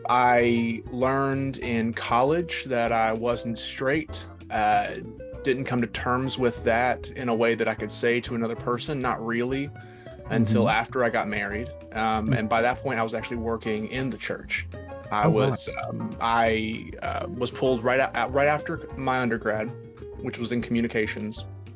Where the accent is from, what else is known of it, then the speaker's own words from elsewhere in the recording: East Tennessee, United States; Yes, so I was born and raised in East Tennessee. So right in, you know, the southern side of the Appalachian Mountains, right there, central southern Appalachian Mountains. I was raised in a conservative Christian house